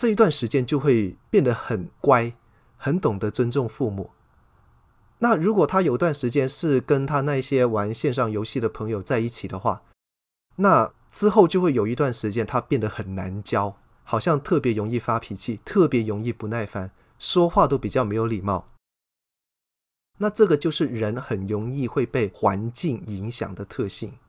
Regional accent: China; 我们中国人有一句老话叫做"近朱者赤，近墨者黑"啊，这个不是没有道理的。

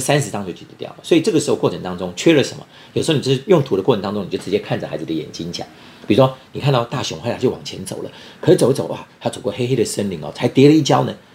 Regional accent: Taiwan; 现在我们在台湾

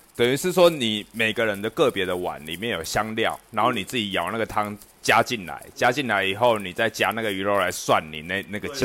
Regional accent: Zhonghe, New Taipei, Taiwan; 我小时候住在中和

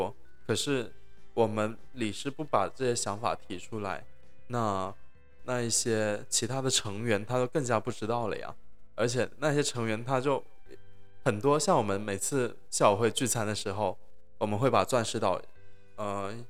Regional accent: China; 我也是大陆人呢。

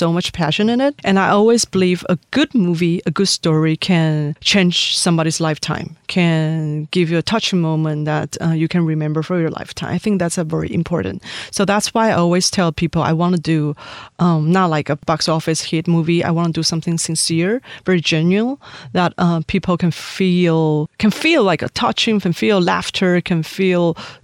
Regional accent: Taiwan; moved away as an adult; also born or lived in Syria / Jordan / Miami / New York; I grew up in Taiwan until I graduated from my college

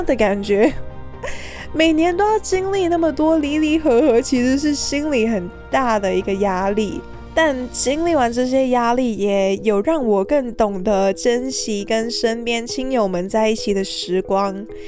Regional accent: Hong Kong; moved away as an adult; now in Taiwan; 我从小在香港接触到的邻居都是有事才会来敲门

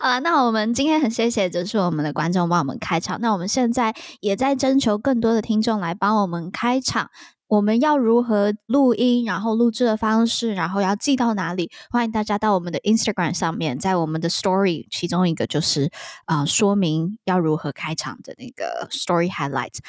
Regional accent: Taiwan; 我是台湾来的

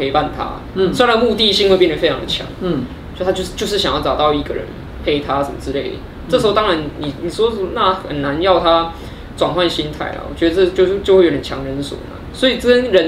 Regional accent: Taipei, Taiwan; 比如说我是台北人、天龙人，嗯，比如说我是汉人

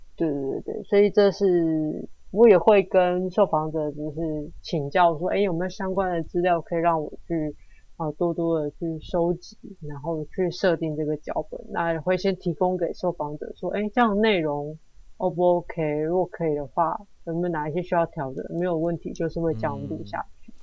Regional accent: Taiwan; 我们台湾人的文化跟当地人的一些冲击

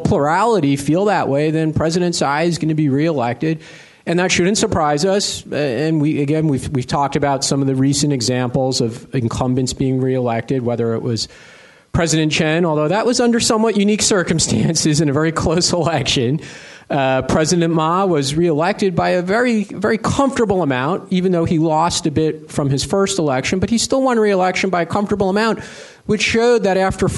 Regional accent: United States; now in Asia; as an American

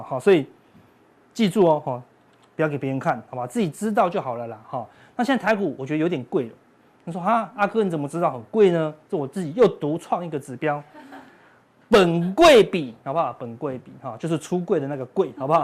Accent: Taiwan; 我们台湾人

